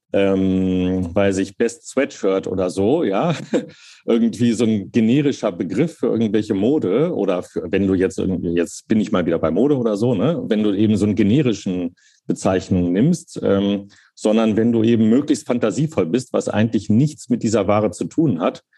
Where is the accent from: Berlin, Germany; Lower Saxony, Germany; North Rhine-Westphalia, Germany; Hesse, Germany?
Lower Saxony, Germany; Hanover; moved away; also born or lived in Cologne; ich bin in Köln geboren, dann in Hannover aufgewachsen